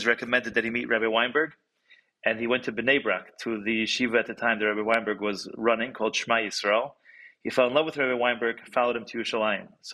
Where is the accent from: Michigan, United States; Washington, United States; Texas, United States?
Michigan, United States; Detroit; also born or lived in Jerusalem, Israel / California / Cleveland, Ohio / New York; I've been living in Detroit, grew up in Detroit